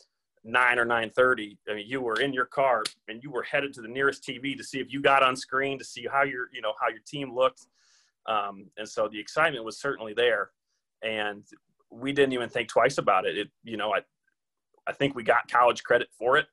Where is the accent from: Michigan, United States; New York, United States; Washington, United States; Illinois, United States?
Illinois, United States; Morrison; moved away as an adult; also born or lived in Atlanta; I'm originally from Morrison, Illinois. Ended up staying in the area to go to college and went to St. Ambrose.